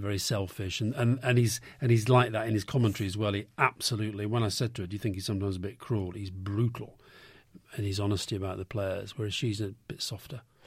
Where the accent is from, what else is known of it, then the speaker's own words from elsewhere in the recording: Yorkshire and the Humber, United Kingdom; I was growing up in Yorkshire